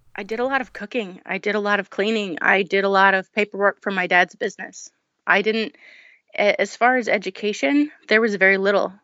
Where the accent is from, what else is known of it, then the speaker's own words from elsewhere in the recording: New Orleans, Louisiana, United States; I grew up in New Orleans um, as the oldest in a family of 10 children.